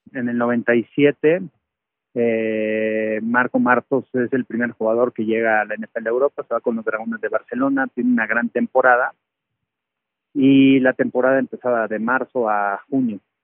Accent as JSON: {"language": "Spanish", "region": "Mexico City", "country": "Mexico", "also_born_or_lived": "Puebla / Texas, United States", "moved": "as an adult", "said": "yo soy de la Ciudad de México, me voy a vivir a Puebla"}